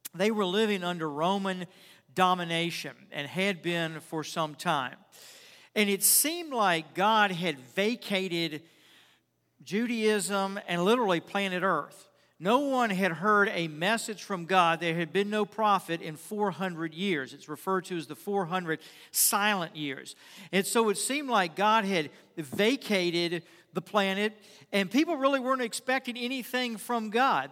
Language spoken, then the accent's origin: English; Richmond, Virginia, United States; I grew up in Richmond, and we had this granite pool